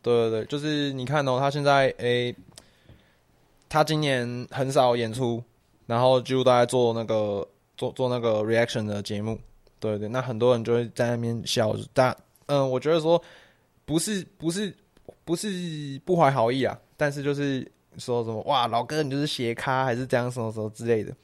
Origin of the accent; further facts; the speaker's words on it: Taiwan; 我们就是台湾人，我们就是，诶，小时候翘课打网咖的那种白痴